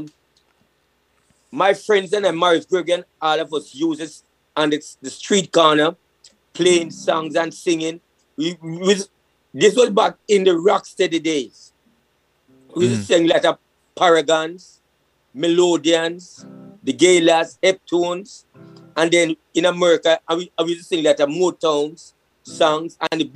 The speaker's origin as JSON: {"language": "English", "region": "Kingston", "country": "Jamaica", "tie": "born or raised there", "also_born_or_lived": "Trenchtown / Spanish Town Road, Kingston", "said": "I grew up in Greenwich Farm"}